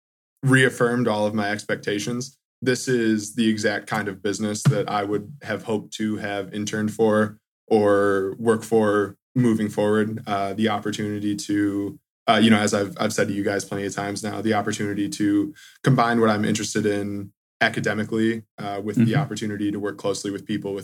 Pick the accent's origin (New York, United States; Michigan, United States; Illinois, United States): Michigan, United States; Charlotte; I grew up in Charlotte my whole life